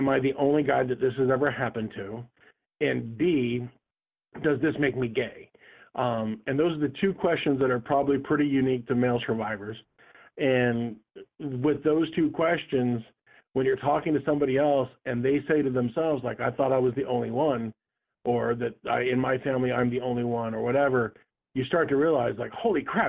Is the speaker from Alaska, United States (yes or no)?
yes; Anchorage, Alaska, United States; I grew up in Anchorage, Alaska